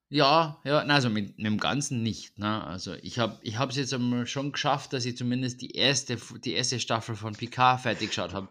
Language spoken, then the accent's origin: German; Vienna, Austria; bei uns in Wien.